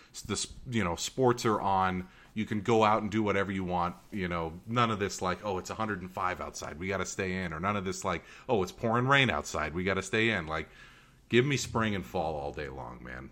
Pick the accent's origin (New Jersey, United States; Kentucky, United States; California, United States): California, United States; Northern; growing up in Northern California